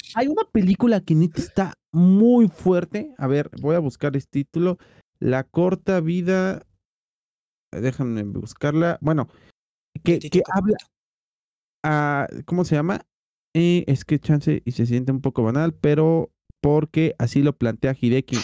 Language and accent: Spanish; Mexico; somos pinches mexicanos